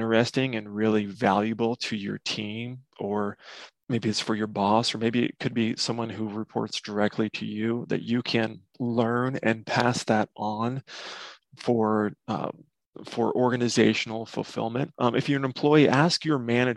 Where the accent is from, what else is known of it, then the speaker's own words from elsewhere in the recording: Nebraska, United States; I'm from Nebraska